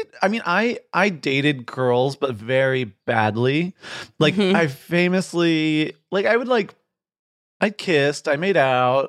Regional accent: Midwest, United States; also born or lived in Virginia; So I grew up in like, I usually say like Michigan and Virginia, but it was sort of like around the Midwest and a little bit in the South.

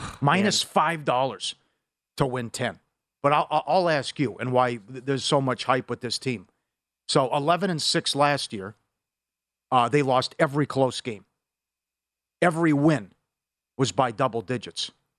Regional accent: Minnesota, United States; I'm from Minnesota.

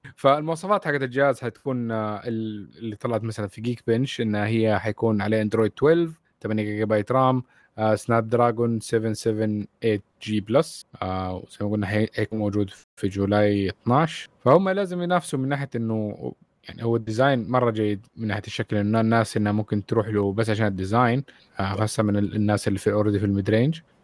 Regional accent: Saudi Arabia; لينا كسعوديين

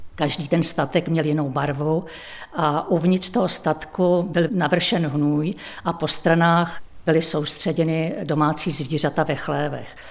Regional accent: Chvalovice, South Bohemian Region, Czechia; also born or lived in České Budějovice; now in Dobčice, Czech Republic; A své dětství jsem prožila ve Chvalovicích, to je asi kilometr vzdálená vesnice od Obšic

